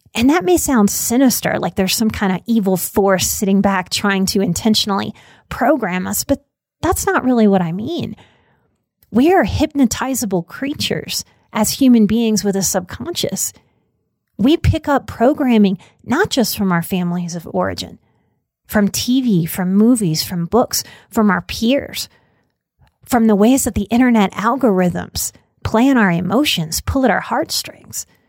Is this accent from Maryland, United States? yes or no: no; New Orleans, Louisiana, United States; I was raised, born and raised in New Orleans, and that's a deeply Catholic place